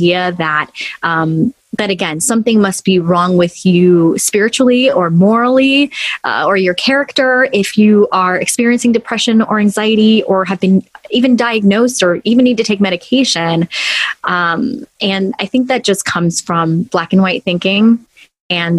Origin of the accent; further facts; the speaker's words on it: Los Angeles, California, United States; Born and raised in Los Angeles, I'm in California